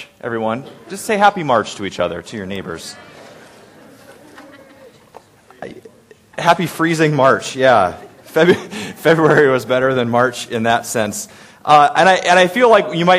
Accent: Story City, Iowa, United States; I grew up in Story City

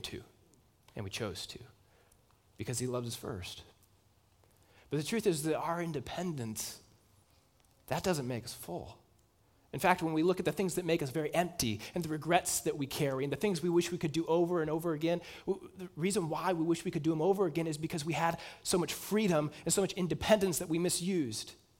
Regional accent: United States; as Americans

